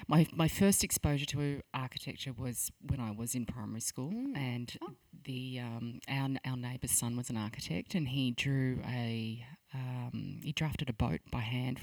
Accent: Phillip Island, Victoria, Australia; Phillip Island.

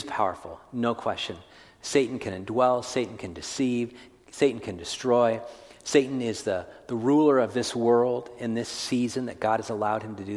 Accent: California, United States; I grew up in California

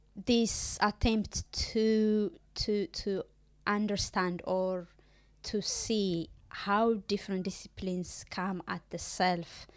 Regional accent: Ethiopia; moved away as an adult; When I did my undergrad back home in Ethiopia

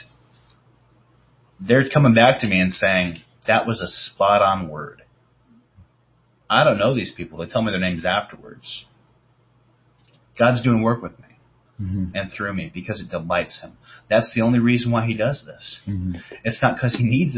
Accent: the North, United States; I'm from the North

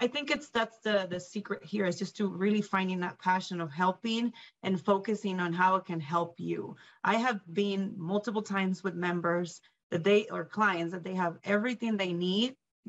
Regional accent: Puerto Rico; now in Greeley, United States; Well, honestly, because I moved here from Puerto Rico, so straight from the island to Greeley, Colorado, the northern area, I think it's both.

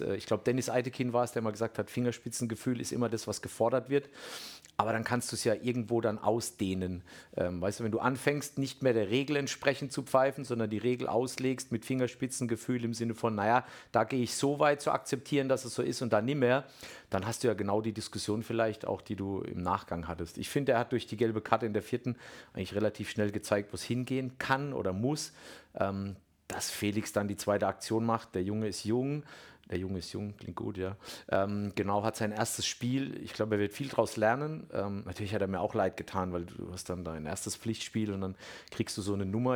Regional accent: Bammental, Baden-Württemberg, Germany; ich komme ja ursprünglich aus Bamtal

